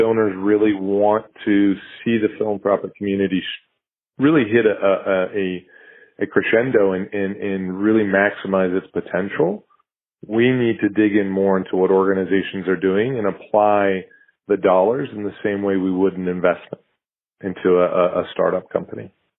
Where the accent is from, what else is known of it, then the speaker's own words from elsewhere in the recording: United States; as an American